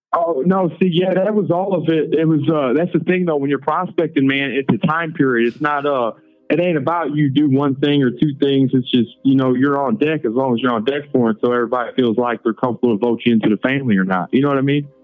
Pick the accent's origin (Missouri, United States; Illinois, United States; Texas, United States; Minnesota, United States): Missouri, United States; St. Louis; I'm from St. Louis, man. So I've never been raised racist